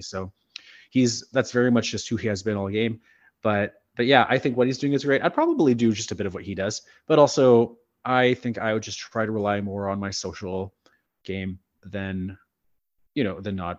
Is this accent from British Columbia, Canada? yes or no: no; Sulacote, Manitoba, Canada; also born or lived in Winnipeg; I grew up in Sulacote